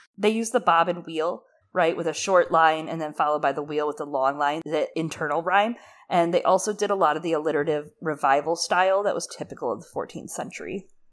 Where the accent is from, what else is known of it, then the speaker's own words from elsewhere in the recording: Michigan, United States; moved away; I'm originally from Michigan.